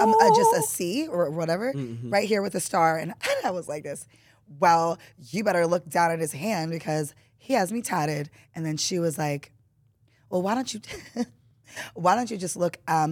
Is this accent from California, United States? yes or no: yes; the Valley, California, United States; I'm from the Valley